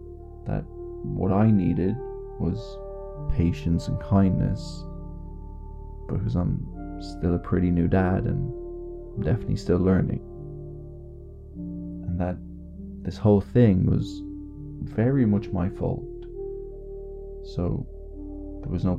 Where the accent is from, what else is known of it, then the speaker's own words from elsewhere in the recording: Ireland; being Irish